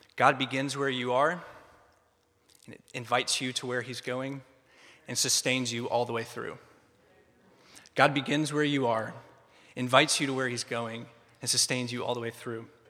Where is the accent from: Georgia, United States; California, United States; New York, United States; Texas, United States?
Georgia, United States; Atlanta; moved away as an adult; now in Philadelphia, United States; I grew up in a suburb of Atlanta